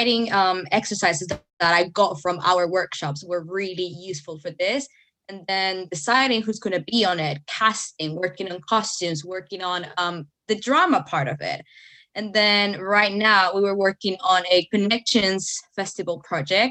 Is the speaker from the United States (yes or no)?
no; El Salvador; English is a second language; now in United Kingdom; I'm from El Salvador, Central America